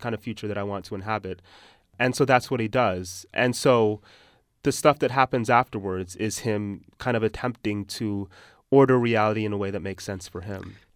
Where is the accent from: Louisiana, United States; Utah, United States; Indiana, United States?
Utah, United States; accent: American; moved away; also born or lived in Texas; when I was growing up in Utah